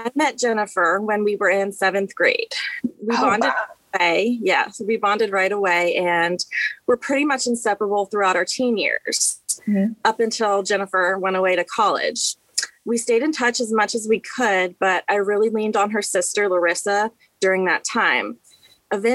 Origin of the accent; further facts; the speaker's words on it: Baltimore, Maryland, United States; I grew up in Baltimore City on Bouldon Street